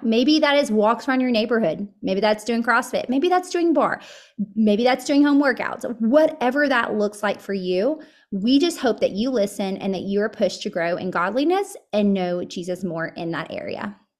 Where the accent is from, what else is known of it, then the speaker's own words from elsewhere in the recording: Murfreesboro, Tennessee, United States; I grew up here in middle Tennessee. I grew, uh, we're, I'm actually from Murfreesboro